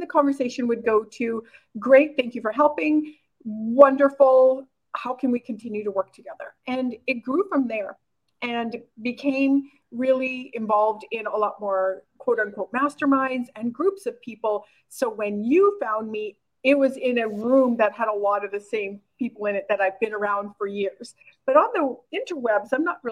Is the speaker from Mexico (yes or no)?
no; Oxbow, Saskatchewan, Canada; moved away as an adult; also born or lived in South Korea; I was born and raised in a really small town called Oxbow, Saskatchewan, Canada, with like 1,200 people.